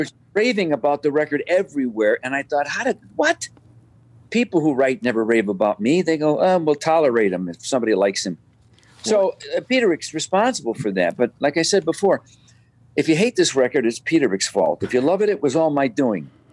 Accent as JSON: {"language": "English", "town": "Chicago", "region": "Illinois", "country": "United States", "tie": "born or raised there", "said": "Born and raised, never left never moved away"}